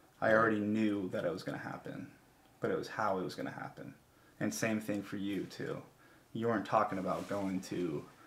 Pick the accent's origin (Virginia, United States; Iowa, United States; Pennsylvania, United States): Iowa, United States; Central; the area that we grew up in Central Iowa. Great place to grow up